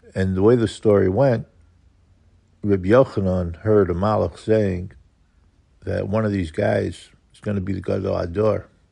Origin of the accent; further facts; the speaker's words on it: New York City, New York, United States; growing up in Kew Garden Hills